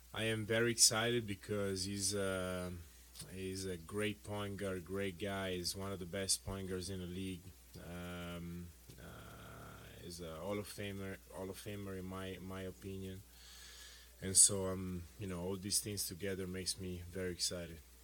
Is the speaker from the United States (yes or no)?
no; Italy; moved away; growing up in Italy uh, with that culture